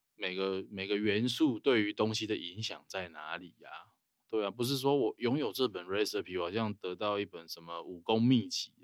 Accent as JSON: {"language": "Chinese", "country": "Taiwan", "said": "我们台湾人"}